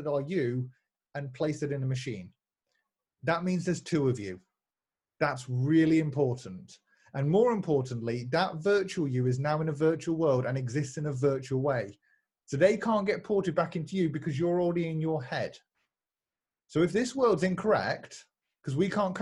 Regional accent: United Kingdom; I'm British.

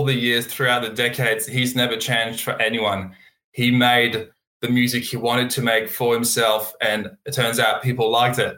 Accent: Burgundy, Bourgogne-Franche-Comté, France; moved away as an adult; now in Australia; I'm from Burgundy. So middle east of France and near Dijon

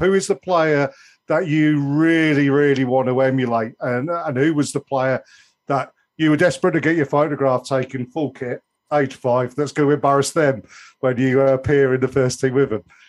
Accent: Oxfordshire, South East England, United Kingdom; also born or lived in Essex; I was born in Essex, although I lived in Oxfordshire most of my life.

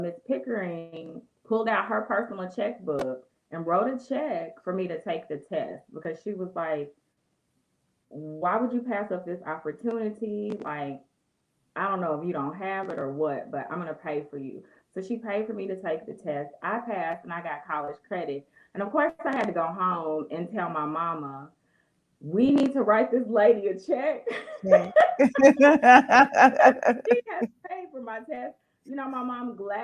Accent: Little Rock, Arkansas, United States; also born or lived in Elaine, Arkansas; I was born in Elaine, Arkansas, but I was raised from first grade on in Little Rock.

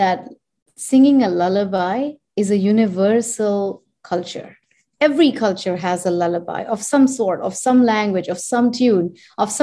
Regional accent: India; moved away; also born or lived in United States; I am Indian and I was born and raised there and I come from that land

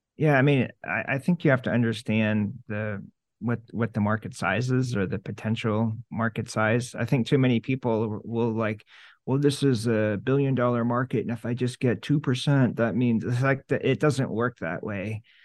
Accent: Syracuse, New York, United States; I grew up in Syracuse and everything's orange

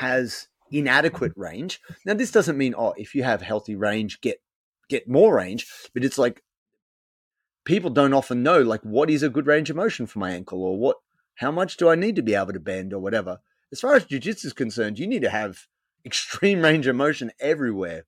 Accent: Sydney, New South Wales, Australia; moved away as an adult; now in Melbourne, Australia; I'm from Sydney originally. I grew up in Sydney

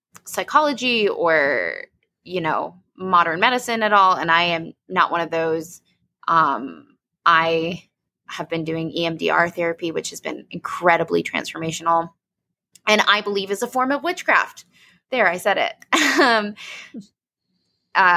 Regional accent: New York City, New York, United States; moved away as an adult; also born or lived in Boston; now in Denver, United States; I grew up in New York fucking city

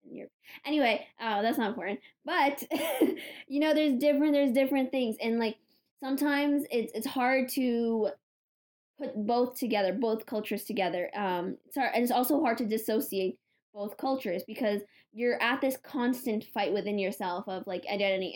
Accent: United States; Growing up in America, we've had to be part of two different cultures.

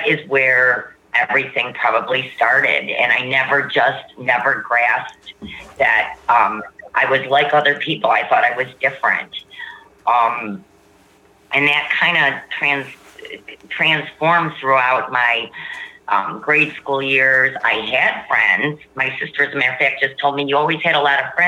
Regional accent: Warren, Michigan, United States; now in Cincinnati, United States; I'm originally from Warren, Michigan, and I now live in Cincinnati, Ohio, 6 months out of the year

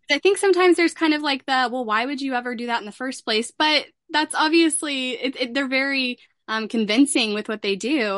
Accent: Dallas, Texas, United States; I'm from Dallas

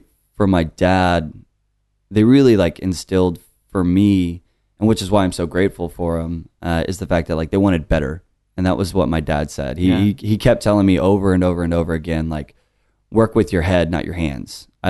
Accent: Austin, Texas, United States; moved away as an adult; also born or lived in Denton, Texas; now in Dallas, United States; So I grew up here in Austin

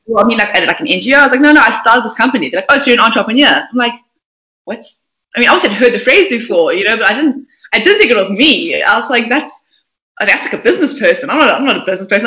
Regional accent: Port Elizabeth, Eastern Cape, South Africa; I was born um, in Port Elizabeth, not a very auspicious town.

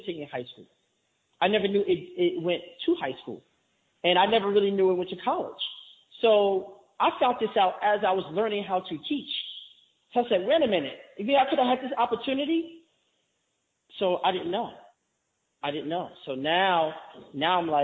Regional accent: New York City, New York, United States; I actually grew up since January of 1980 in what they call Grant Housing, right on 125th Street

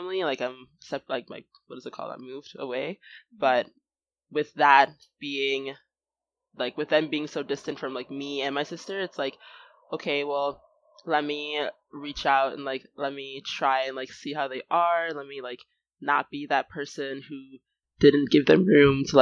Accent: United States; me being, like, Nigerian and American

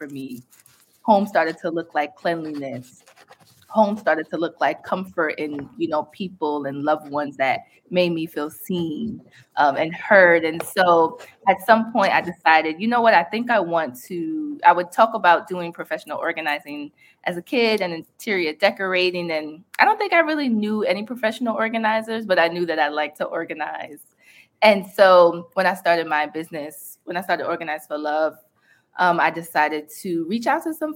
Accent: New York City, New York, United States; growing up on Staten Island

